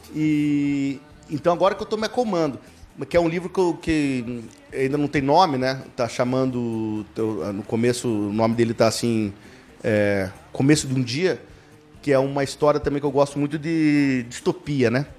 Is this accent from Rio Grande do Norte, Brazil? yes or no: no; Ponta Grossa, Paraná, Brazil; also born or lived in Vitória, Espírito Santo; acabei nascendo, mas logo, com nove, com, é, em noventa e quatro, vim pra Ponta Grossa